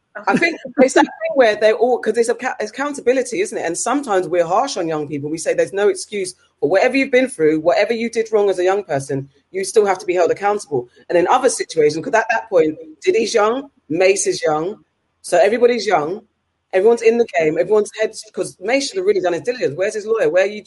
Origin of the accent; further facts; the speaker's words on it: United Kingdom; as a British citizen